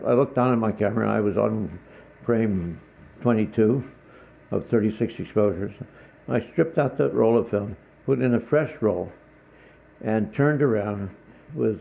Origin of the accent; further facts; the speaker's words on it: Mount Lebanon, Pennsylvania, United States; I'd spent my life growing up in Mount Lebanon in the suburbs